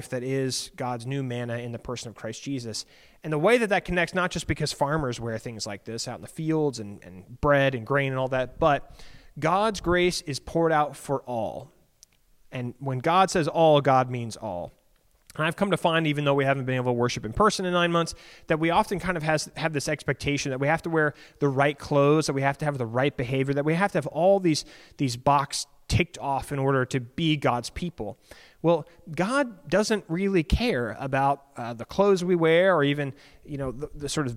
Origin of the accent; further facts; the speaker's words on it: Alexandria, Virginia, United States; I grew up in Alexandria